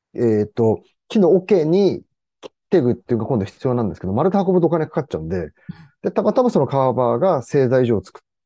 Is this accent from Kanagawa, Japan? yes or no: no; Kawaba, Gunma, Japan; 地元に帰って